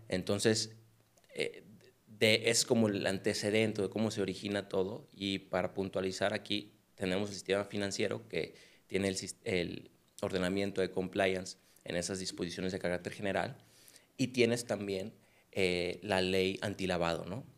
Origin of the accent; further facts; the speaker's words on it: Culiacán, Sinaloa, Mexico; moved away as an adult; now in Guadalajara, Mexico; soy de Culiacán. Yo llegué aquí a Guadalajara en el 2015 y pues tomé la carrera